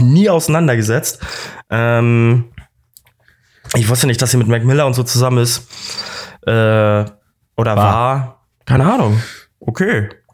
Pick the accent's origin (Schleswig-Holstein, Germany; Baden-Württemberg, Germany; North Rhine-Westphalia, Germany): Schleswig-Holstein, Germany; Kiel; moved away as an adult; now in Munich, Germany; Props an meine Heimat